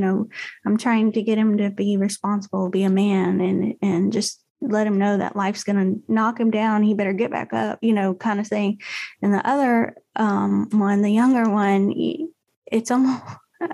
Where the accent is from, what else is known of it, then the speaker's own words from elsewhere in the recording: Texas, United States; I'm from Texas. We had pecans in the backyard